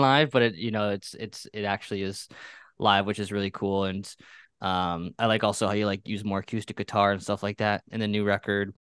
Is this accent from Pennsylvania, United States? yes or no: yes; Pennsylvania, United States; I grew up in Pennsylvania.